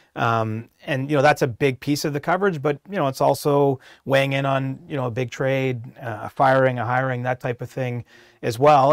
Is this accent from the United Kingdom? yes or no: no; Cobourg, Ontario, Canada; my hometown, which is Coburg, Ontario, a small little place